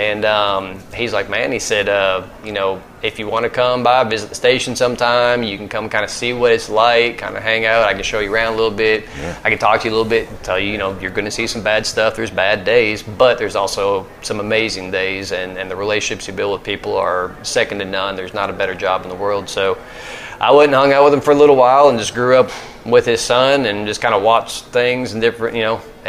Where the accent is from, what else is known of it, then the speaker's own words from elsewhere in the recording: the South, United States; I'll say growing up in the South with a white mom and a black dad and having two mixed brothers